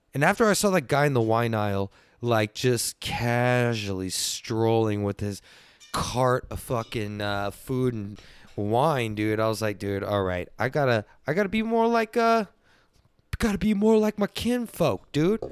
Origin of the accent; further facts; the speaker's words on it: Texas, United States; I'm from Texas